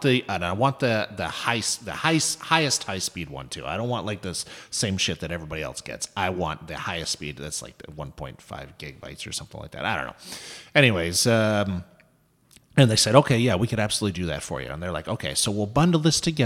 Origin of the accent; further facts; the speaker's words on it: Toronto, Ontario, Canada; I'm from Toronto